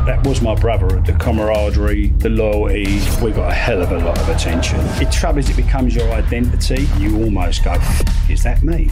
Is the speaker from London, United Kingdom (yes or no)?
yes; London, United Kingdom; I grew up in Camden, or, or what would you would know as Camden. But when I was growing up, it was Saint Pancras